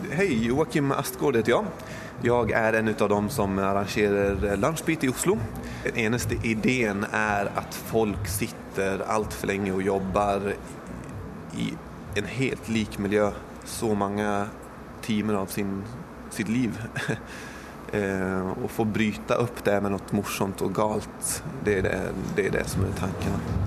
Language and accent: Norwegian; Iraqi Kurdistan, Kurdistan Region, Iraq; Norwegian is a second language; now in Norway; Jeg er en kurder fra eh, Nord-Irak, Kurdistan